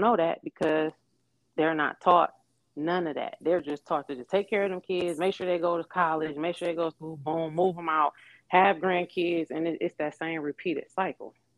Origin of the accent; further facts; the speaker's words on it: Detroit, Michigan, United States; moved away as an adult; also born or lived in Atlanta; I am from Detroit, Michigan. I was born and raised here.